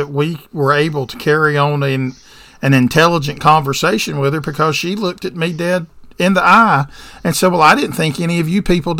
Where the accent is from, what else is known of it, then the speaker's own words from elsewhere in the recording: the South, United States; I'm from the South